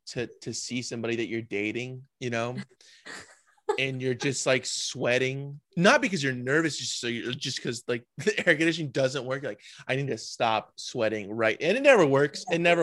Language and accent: English; Orange County, California, United States; Cause I'm from Orange County, so it's the same.